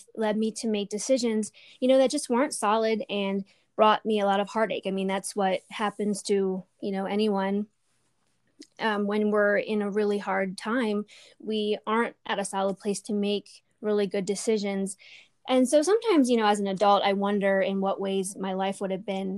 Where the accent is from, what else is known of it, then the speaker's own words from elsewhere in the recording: Lancaster County, Pennsylvania, United States; I was born in Lancaster County. I was raised in a conservative Mennonite community